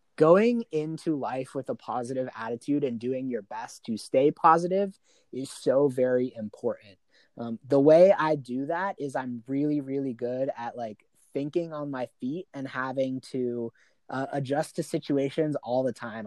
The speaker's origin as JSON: {"language": "English", "region": "Arizona", "country": "United States", "tie": "born or raised there", "said": "I'm born and raised in Arizona. I've lived here my entire life"}